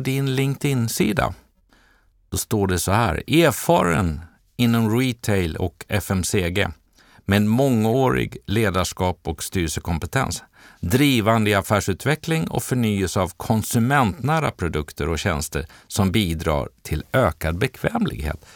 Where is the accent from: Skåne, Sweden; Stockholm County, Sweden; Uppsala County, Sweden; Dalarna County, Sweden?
Dalarna County, Sweden; Dala-Järna; accent: Dalmål (Järnamål); moved away; som dalkarl